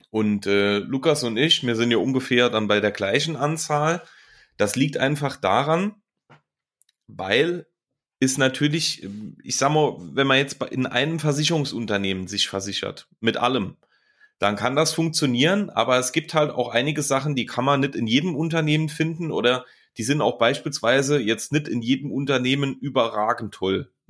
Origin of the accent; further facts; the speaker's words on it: Saarland, Germany; Phasend oder Phasenacht ist quasi, so nennt man ja den Karneval bei uns im Saarland.